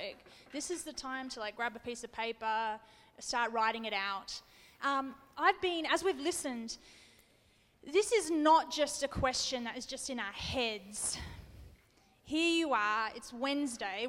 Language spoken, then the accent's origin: English; Australia; I'm Australian